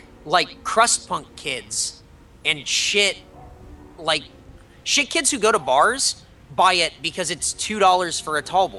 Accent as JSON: {"language": "English", "region": "California", "country": "United States", "said": "Well, I mean, technically, I'm American, like, in California."}